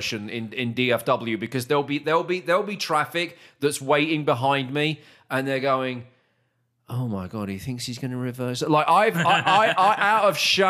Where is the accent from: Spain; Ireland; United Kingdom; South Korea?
United Kingdom; now in Texas, United States; back in the UK